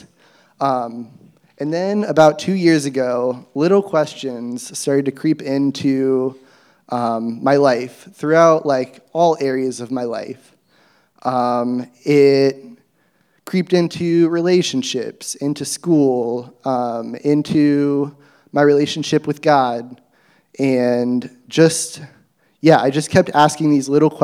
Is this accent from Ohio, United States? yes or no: yes; Athens, Ohio, United States; I grew up in Athens in a Christian home